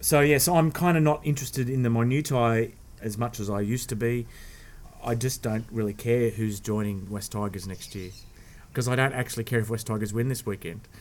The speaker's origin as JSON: {"language": "English", "town": "Sydney", "region": "New South Wales", "country": "Australia", "tie": "born or raised there", "said": "I was adopted, and and I was I was born in Sydney"}